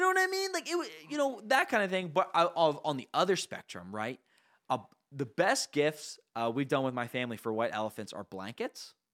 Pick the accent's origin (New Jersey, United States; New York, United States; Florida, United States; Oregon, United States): New Jersey, United States; I'm from New Jersey, I mean, we're from New Jersey, we're in the Northeast